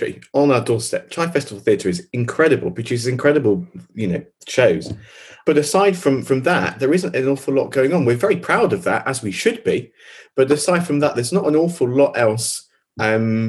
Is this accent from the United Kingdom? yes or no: yes; Chichester, South East England, United Kingdom; I grew up in Chichester. I went to the high school there